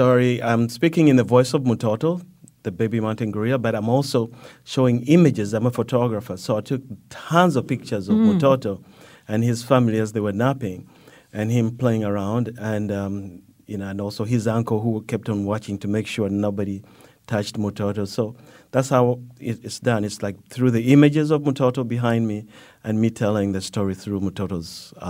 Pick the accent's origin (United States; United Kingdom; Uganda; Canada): Uganda; it goes back to growing up in Uganda where we lived right next to a big forest. My grandfather had a house right next to a big forest